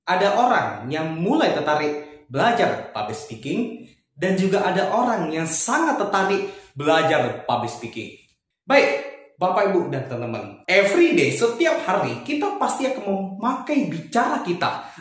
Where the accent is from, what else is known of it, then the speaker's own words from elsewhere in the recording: Batam, Riau Islands, Indonesia; Kebetulan asal saya dari kota Batam